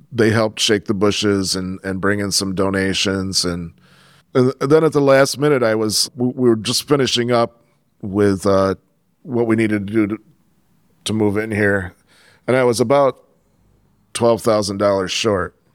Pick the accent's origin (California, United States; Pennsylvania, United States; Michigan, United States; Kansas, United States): Michigan, United States; Flint; also born or lived in Clio, Michigan / Ann Arbor, Michigan; I grew up in the Flint area. I lived in the countryside for a while outside of Clio, Michigan